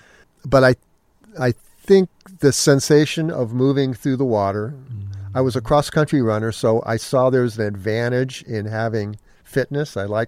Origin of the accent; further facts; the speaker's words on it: Menlo Park, California, United States; I grew up in Menlo Park. I got music lessons from Phil Lesh.